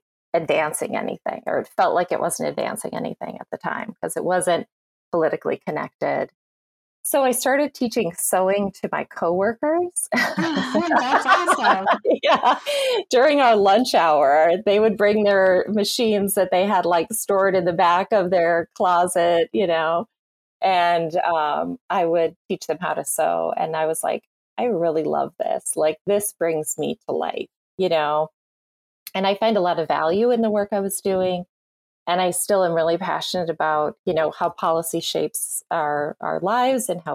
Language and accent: English; rural Minnesota, United States; now in New Jersey, United States; I grew up in Minnesota. I currently live in New Jersey, but I grew up in rural Minnesota for the most part.